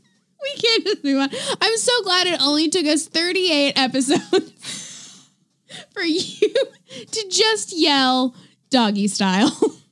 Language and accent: English; Oregon, United States; now in California, United States; I was born in Oregon.